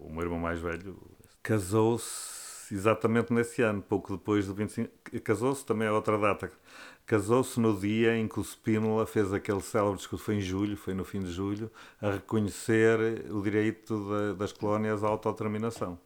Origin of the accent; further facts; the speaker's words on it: Estarreja, Aveiro District, Portugal; now in Viana do Castelo, Portugal; Tinha sido o primeiro ano em que havia escola secundária lá na minha terra